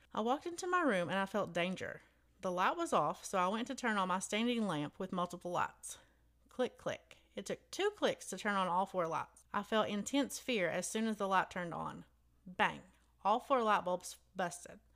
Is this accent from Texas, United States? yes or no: yes; Alton, Texas, United States; in my hometown